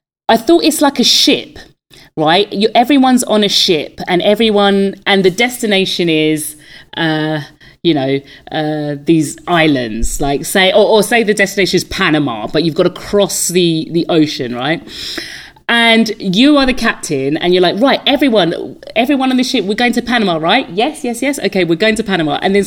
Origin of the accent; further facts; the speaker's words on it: London, United Kingdom; Because I'm from London.